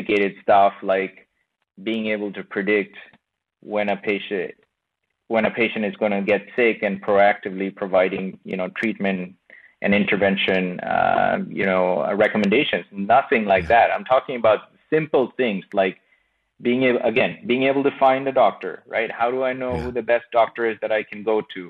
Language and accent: English; Bangladesh; moved away; I come from Bangladesh. I was born and brought up in Bangladesh